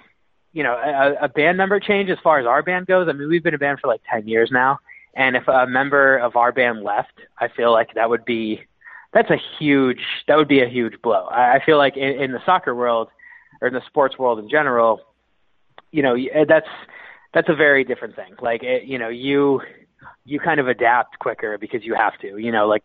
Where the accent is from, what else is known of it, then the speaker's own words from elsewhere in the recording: Philadelphia, Pennsylvania, United States; I was born on Broad Street in Philadelphia